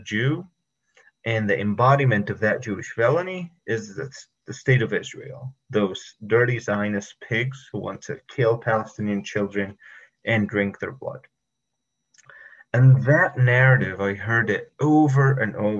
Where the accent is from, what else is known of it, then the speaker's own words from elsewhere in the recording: Egypt; moved away as an adult; also born or lived in Monterey, California; now in United States; I was from Egypt. I was born in 1989, lived there all my life, and I only moved to the United States in 2012.